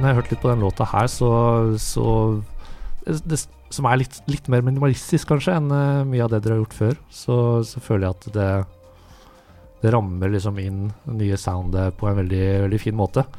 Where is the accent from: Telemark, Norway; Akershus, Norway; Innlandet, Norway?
Telemark, Norway; Notodden; jeg er fra Notodden